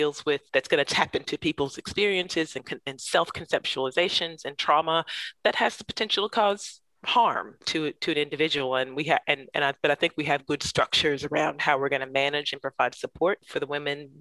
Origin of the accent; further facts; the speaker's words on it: Central Alabama, United States; now in Canberra, Australia; growing up in Central Alabama. So my family's from Montgomery, Alabama.